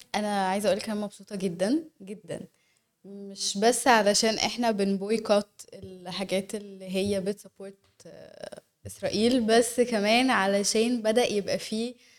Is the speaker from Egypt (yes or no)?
yes; Egypt; إحنا كشعب مصري